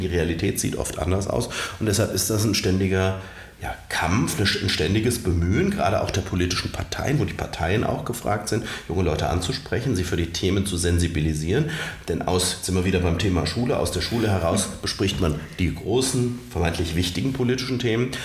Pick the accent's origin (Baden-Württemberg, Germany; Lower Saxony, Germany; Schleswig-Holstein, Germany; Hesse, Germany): Hesse, Germany; Romrod; also born or lived in Alsfeld; Ich habe damals in Romroth, meiner Heimatkommune, wo ich auch aufgewachsen bin, gewohnt